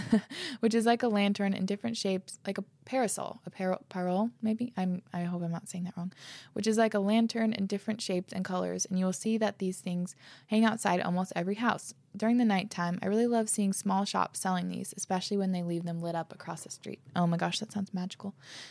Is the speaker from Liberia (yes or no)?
no; Puerto Rico; I'm from Puerto Rico, and I just wanted to share some of our Christmas traditions.